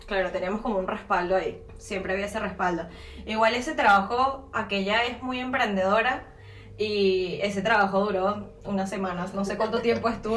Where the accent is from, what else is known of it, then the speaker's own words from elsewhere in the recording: San Antonio de los Altos, Miranda, Venezuela; moved away as an adult; now in Uruguay; yo soy de una parte cercana a Caracas cuando llegué era San Antonio del Salón.